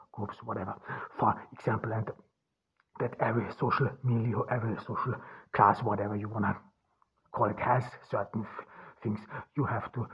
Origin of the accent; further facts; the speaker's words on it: Austria; also born or lived in Ordu, Turkey; I grew up in Austria, in rural Austria, on the countryside